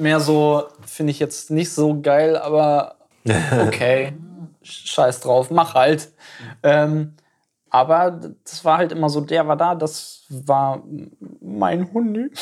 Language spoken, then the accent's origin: German; East Frisia, Lower Saxony, Germany; ich bin in Ostfriesland geboren.